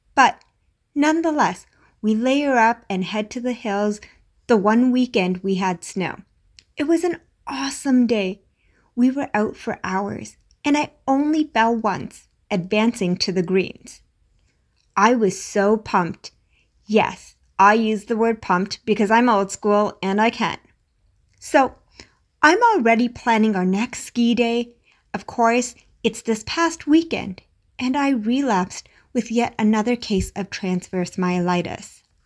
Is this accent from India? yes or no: yes; India; As an Indian parent